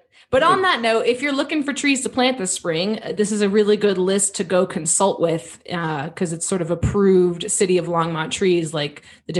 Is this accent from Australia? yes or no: no; Ireland; Like I am Irish.